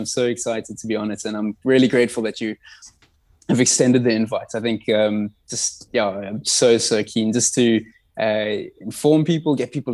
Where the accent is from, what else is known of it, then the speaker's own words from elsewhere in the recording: Durban, KwaZulu-Natal, South Africa; also born or lived in Johannesburg / Cape Town; now in Eastern Cape, South Africa; I grew up in Durban, spent time in Joburg, Cape Town